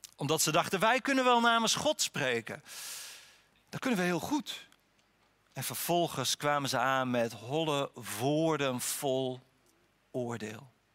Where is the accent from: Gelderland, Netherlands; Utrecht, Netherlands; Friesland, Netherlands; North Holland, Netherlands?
Friesland, Netherlands; Harlingen; ik ben opgegroeid op een kwekerij in Harlingen